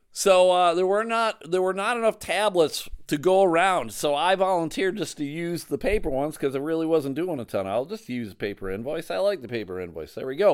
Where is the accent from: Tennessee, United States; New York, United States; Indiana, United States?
New York, United States; outside of Buffalo; I grew up outside of Buffalo